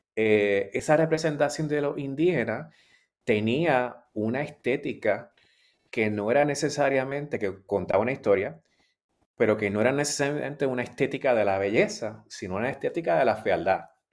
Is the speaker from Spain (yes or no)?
no; Puerto Rico; moved away as an adult; also born or lived in Australia; yo soy puertorriqueño y soy caribeño y latinoamericano